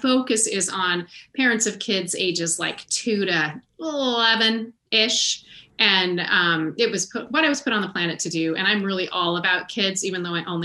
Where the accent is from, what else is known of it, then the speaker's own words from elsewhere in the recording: United States; As an American and a white chick and a middle-class chick